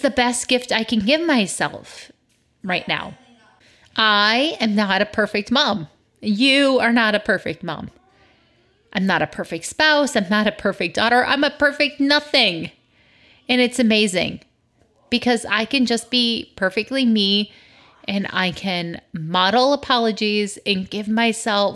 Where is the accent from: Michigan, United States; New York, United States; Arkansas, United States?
Michigan, United States; moved away; the trees I grew up with in Michigan.